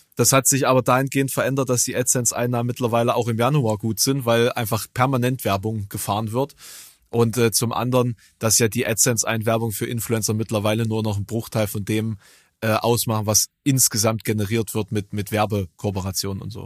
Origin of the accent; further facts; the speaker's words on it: Germany; Es ist wirklich eine absolute Grenzregion. So meine, meine Heimat